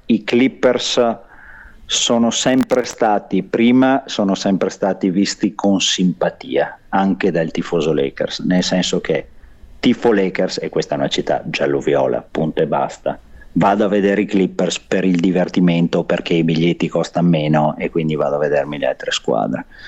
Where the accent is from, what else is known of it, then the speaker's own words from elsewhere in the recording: Verona, Veneto, Italy; moved away as an adult; now in Los Angeles, United States; io vengo da Verona